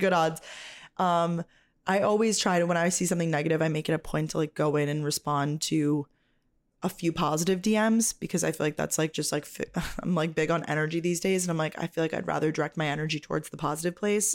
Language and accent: English; New York, United States; I'm from New York.